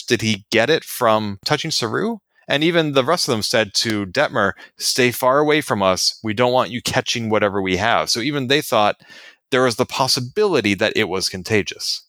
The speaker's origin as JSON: {"language": "English", "country": "United States", "said": "I am an American"}